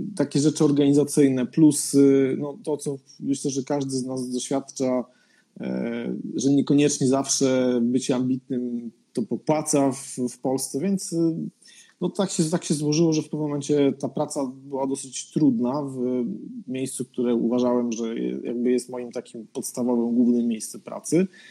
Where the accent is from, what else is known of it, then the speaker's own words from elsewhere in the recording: Podkarpacie, Subcarpathian Voivodeship, Poland; moved away as an adult; also born or lived in Warsaw, Poland; now in Sweden; ja nie jestem z Warszawy, jestem z Podkarpacia